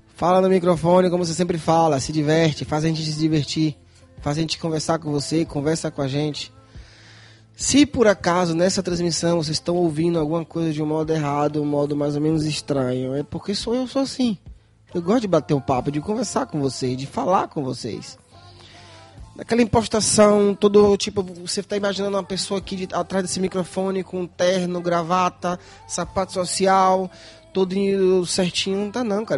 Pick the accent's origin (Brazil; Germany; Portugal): Brazil; now in Viterbo, Italy; Eu, como brasileiro